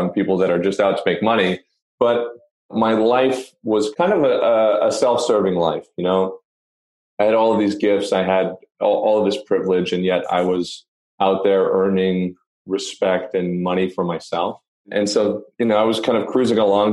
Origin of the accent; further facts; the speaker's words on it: Canada; I'm from Canada